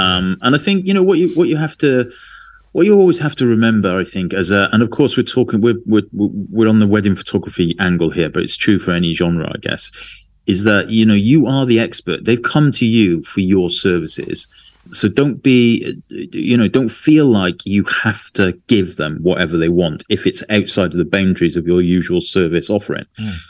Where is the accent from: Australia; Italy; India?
Australia; Adelaide, South Australia; Documents life on the streets of my hometown, Adelaide, throughout the COVID pandemic.